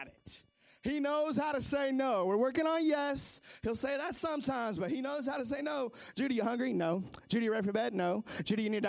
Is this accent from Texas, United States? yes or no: no; Seattle, Washington, United States; I grew up in Seattle, Washington